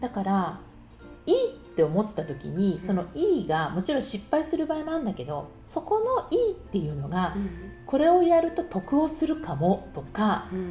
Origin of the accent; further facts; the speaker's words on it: Suginami, Tokyo, Japan; moved away as an adult; now in Paris, France; 杉並といえば私高校が杉並ね